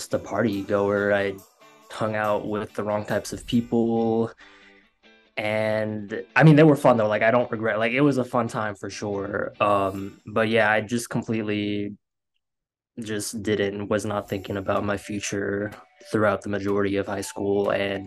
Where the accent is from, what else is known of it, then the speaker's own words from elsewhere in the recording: Florida, United States; moved away as an adult; now in Los Angeles, United States; I'm from Florida. And I graduated high school back in 2016.